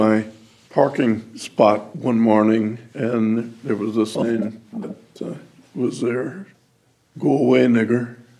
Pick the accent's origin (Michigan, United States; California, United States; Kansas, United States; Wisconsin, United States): Kansas, United States; Topeka; I grew up in Topeka, Kansas. In Topeka, if you were an engineer, you ran a loco locomotive, you know.